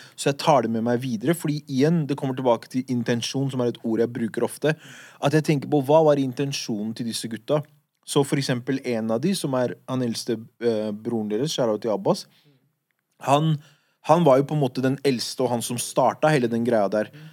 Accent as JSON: {"language": "Norwegian", "region": "Oslo", "country": "Norway", "tie": "born or raised there", "said": "de gutta jeg vokste opp med på Furuset"}